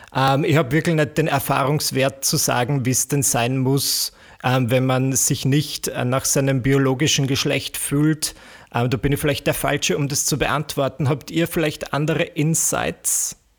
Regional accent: Austria; accent: Austrian; also born or lived in Vienna; Wie man vielleicht an, meinem, an meiner Art zu sprechen hören kann, bin ich Österreicher. Ich lebe in Wien

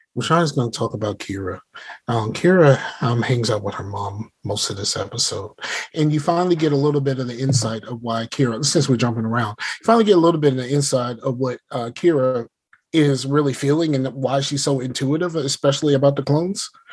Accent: the South, United States; I'm from the South

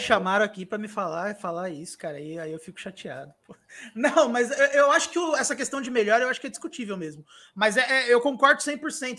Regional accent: Santo André, São Paulo, Brazil; eu sou de Santo André

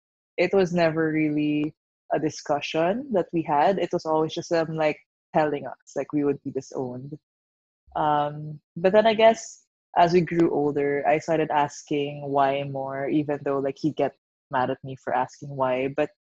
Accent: Philippines; And, like, being Chinese Filipino, you know what it means to, like, be able to appease the parents.

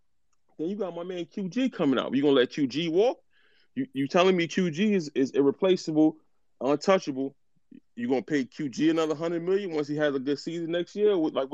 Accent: New York City, New York, United States; also born or lived in Riverdale, Bronx; I'm from the Bronx, so. I grew up on White Plains Road in 216, the Bronx, and then I moved to Riverdale, which is close to the Yankee Stadium. You know, my grandfather's from Jamaica

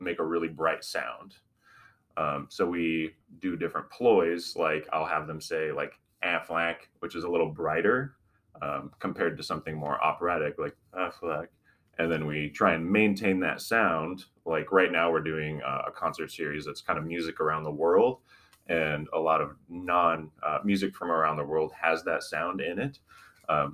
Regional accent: Winfield, Kansas, United States; moved away as an adult; now in Macomb, United States; my hometown is Winfield. There's about 7,000 people, 8,000 people, something close to that. It's maybe 30 minutes from the border of Oklahoma

